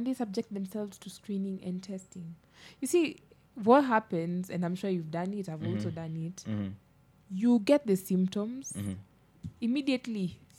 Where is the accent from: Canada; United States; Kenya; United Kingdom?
Kenya; I am to blame as a Kenyan